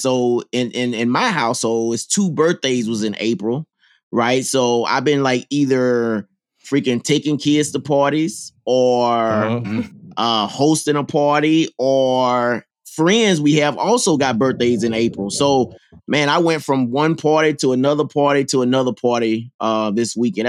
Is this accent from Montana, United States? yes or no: no; Mississippi, United States; moved away; I'm from Mississippi. So, you know, I get down on the grills and stuff.